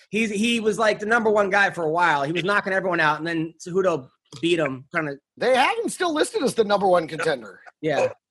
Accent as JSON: {"language": "English", "town": "Dallas", "region": "Texas", "country": "United States", "tie": "born or raised there", "said": "I grew up in the Dallas area."}